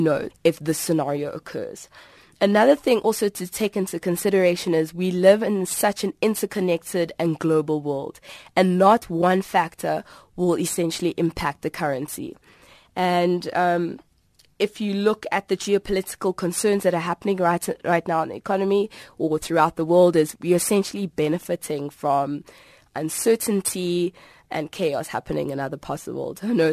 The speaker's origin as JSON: {"language": "English", "country": "South Africa", "said": "And you might say, why me as a South African, why must I take this seriously?"}